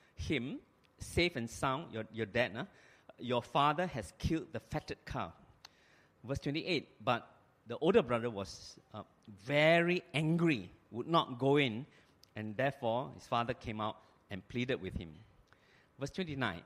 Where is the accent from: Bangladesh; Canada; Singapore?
Singapore; I'm a Singaporean